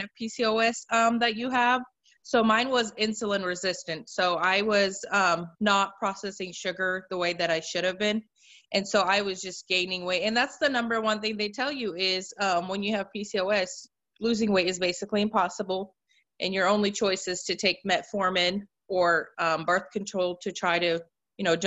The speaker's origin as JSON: {"language": "English", "region": "Oregon", "country": "United States", "also_born_or_lived": "Russia", "moved": "as an adult", "lives_now": "Missouri, United States", "said": "I'm originally from Oregon. I was actually born in Russia, but I'm originally from Oregon."}